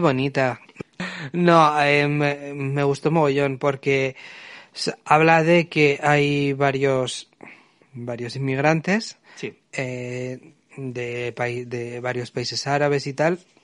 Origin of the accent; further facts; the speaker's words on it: Bilbao, Basque Country, Spain; nacido y criado en Bilbao